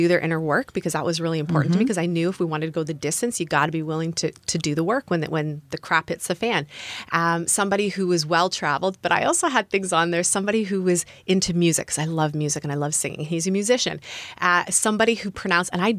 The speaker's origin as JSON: {"language": "English", "country": "Canada", "also_born_or_lived": "United States", "moved": "yes", "said": "I'm from Canada, temporarily living in the US"}